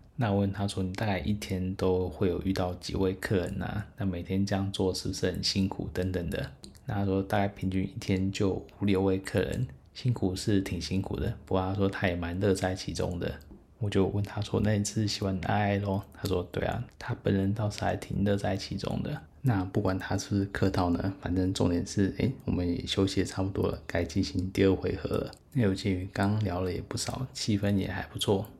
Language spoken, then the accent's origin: Chinese; Taiwan; 但是我是台湾人